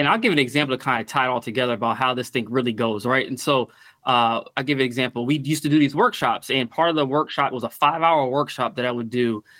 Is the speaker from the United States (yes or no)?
yes; Stamford, Connecticut, United States; also born or lived in Petersburg, Virginia; most of my childhood and early adult life was in Stamford, Connecticut